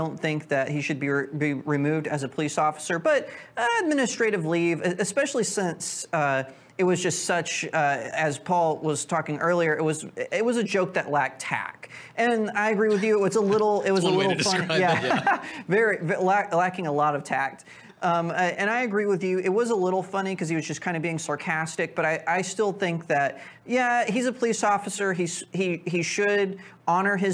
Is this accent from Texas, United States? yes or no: yes; Texas, United States; as a Texan